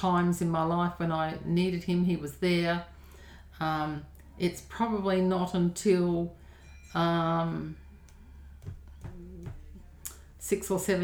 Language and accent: English; Edwardstown, South Australia, Australia; moved away as an adult; also born or lived in Victoria, Australia / Avondale, New South Wales; I grew up here in South Australia. We lived at Edwardstown until I was 18